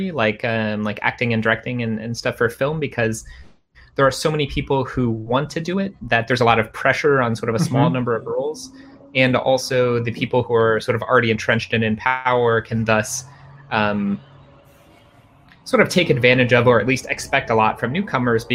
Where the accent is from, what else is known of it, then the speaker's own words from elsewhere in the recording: Cincinnati, Ohio, United States; moved away; I'm from Cincinnati